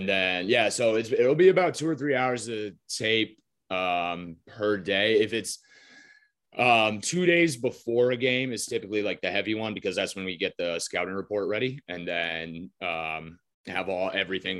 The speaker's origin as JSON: {"language": "English", "region": "Maine", "country": "United States", "tie": "born or raised there", "said": "I grew up in Maine"}